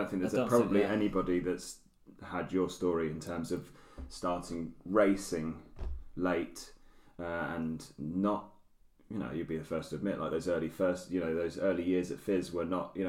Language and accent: English; United Kingdom; it's not easy being a Brit. Yeah. You know, we don't have the mountains.